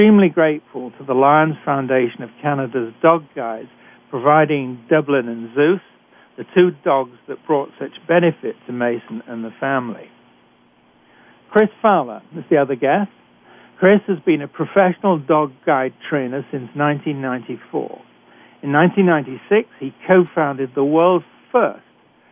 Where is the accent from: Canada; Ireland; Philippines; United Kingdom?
United Kingdom; accent: British; moved away; I'm a physician trained in Britain, as you can tell from my accent